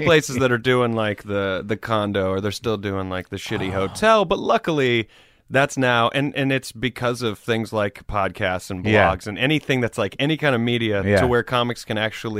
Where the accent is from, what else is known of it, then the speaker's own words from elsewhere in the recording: Greenville, South Carolina, United States; Greenville, South Carolina.